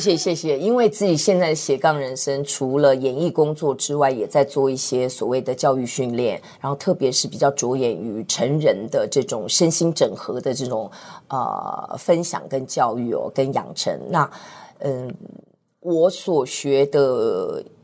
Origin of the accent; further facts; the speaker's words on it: Hsinchu, Taiwan; 我在新竹出生